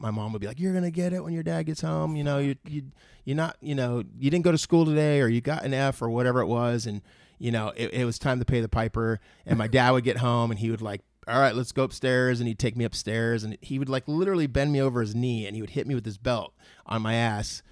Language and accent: English; Moorpark, California, United States; also born or lived in San Fernando Valley, California; I grew up, like, my teen years, I guess, was in Moore Park.